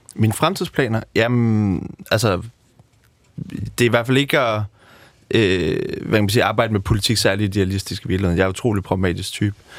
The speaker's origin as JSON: {"language": "Danish", "area": "Amager", "region": "Capital Region of Denmark", "country": "Denmark", "tie": "born or raised there", "said": "født og opvokset på Amager"}